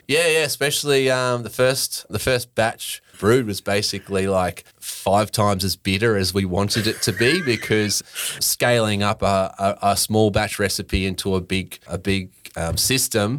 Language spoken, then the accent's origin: English; Brisbane, Queensland, Australia; moved away as an adult; now in Sunshine Coast, Australia; I actually grew up in Brisbane